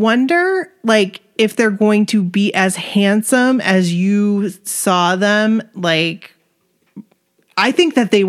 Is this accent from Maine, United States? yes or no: yes; Bangor, Maine, United States; We're from Bangor